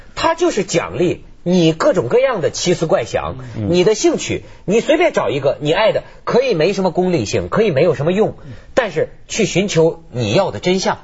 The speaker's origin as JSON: {"language": "Chinese", "country": "China", "said": "我们大陆人"}